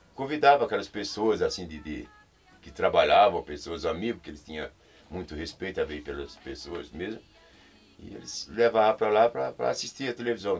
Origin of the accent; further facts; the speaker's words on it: Pernambuco, Brazil; now in São Paulo, Brazil; lá onde eu morava em Pernambuco, eu sou de Pernambuco